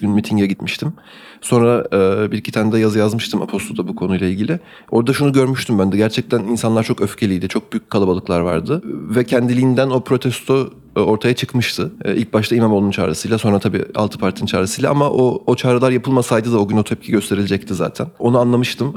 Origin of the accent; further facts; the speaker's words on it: Turkey; benim de doğduğum ve büyüdüğüm ülkede